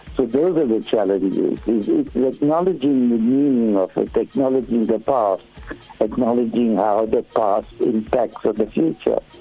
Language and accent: English; South Africa; But we're also South Africans.